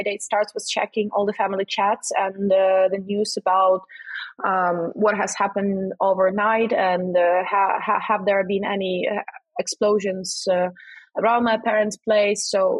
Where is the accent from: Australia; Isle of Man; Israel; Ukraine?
Ukraine; moved away as an adult; now in Oxford, United Kingdom